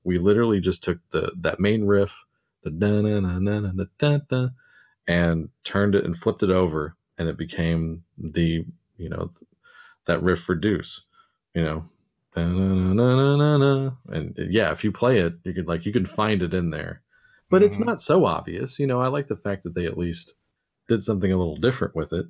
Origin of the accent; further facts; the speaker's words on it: United States; being an American